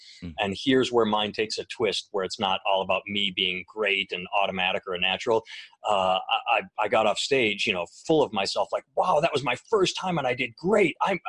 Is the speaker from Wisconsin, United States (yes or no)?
yes; Wisconsin, United States; I grew up in Wisconsin, and I was going to the University of Wisconsin-Milwaukee